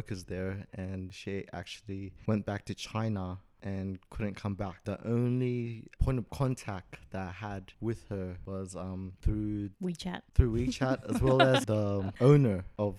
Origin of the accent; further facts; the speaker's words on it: Sydney, New South Wales, Australia; I'm also from Sydney. I'm 27.